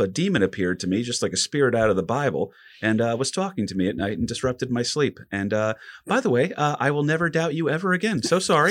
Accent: New Jersey, United States; we're three guys from Jersey

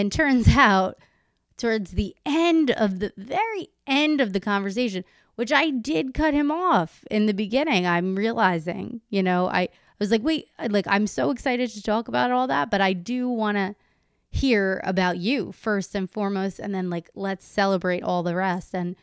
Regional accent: Howell, New Jersey, United States; I'm a Howell girl

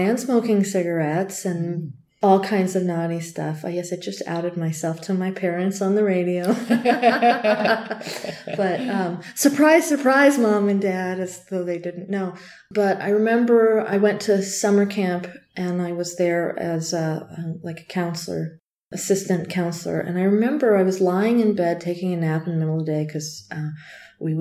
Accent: Tucson, Arizona, United States; I'm from Tucson.

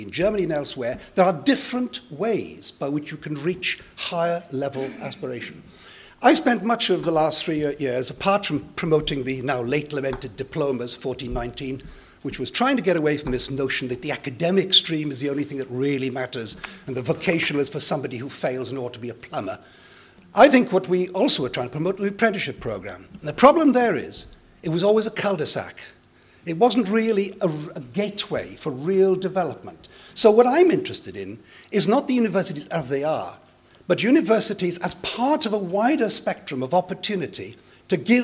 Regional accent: Llanelli, Wales, United Kingdom; first language Welsh; English is a second language; I went to primary school for the first time in Llanelli, the first to be educated entirely through the medium of Welsh. I learnt English as a foreign language

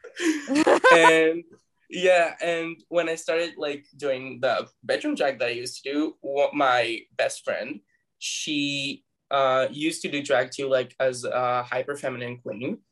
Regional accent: Tel Aviv, Tel Aviv District, Israel; I was born and raised, and I still live in Tel Aviv, Israel

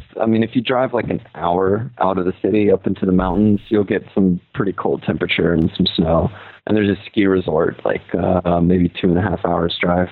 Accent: South Louisiana, United States; moved away as an adult; now in Erbil, Iraq; Well, I'm from South Louisiana

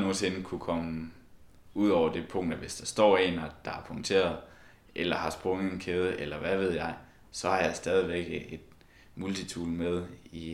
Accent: Esbjerg, Southern Denmark, Denmark; moved away; vi kommer jo alle sammen fra Esbjerg

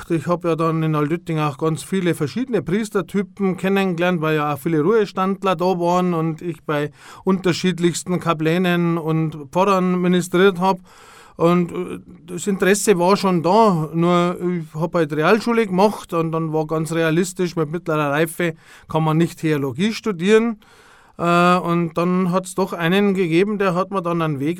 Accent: Altötting, Bavaria, Germany; natürlich als gebürtiger Altöttinger lernst du erst einmal alles, was so rund um die Wallfahrt ist und das ganze Wallfahrtsgeschehen automatisch kennen.

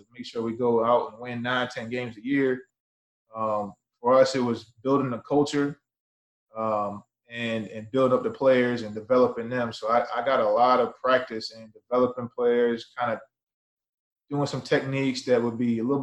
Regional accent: Chesapeake, Virginia, United States; moved away; also born or lived in Maine; Originally, I'm from Chesapeake, Virginia

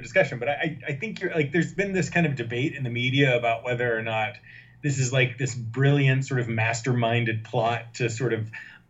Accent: New Hampshire, United States; I'm repping my home state.

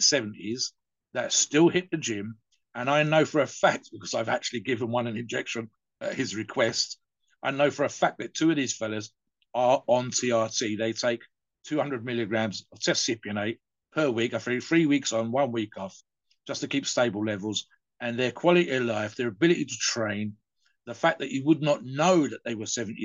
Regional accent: United Kingdom; I'm British

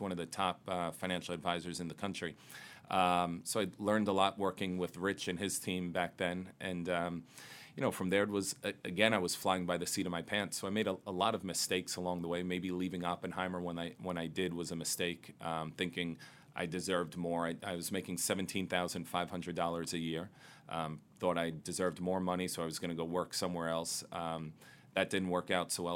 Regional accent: New York City, New York, United States; Growing up in Queens, uh, right over the 59th Street Bridge

